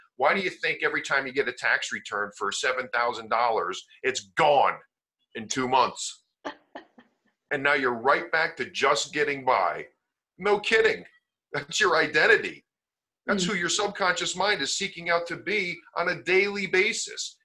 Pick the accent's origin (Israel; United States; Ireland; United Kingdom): United States; Connecticut; also born or lived in Las Vegas, Nevada; I'm from Connecticut, I'm from the East Coast. It looked like it was a better opportunity and a better situation if we came back um, to Connecticut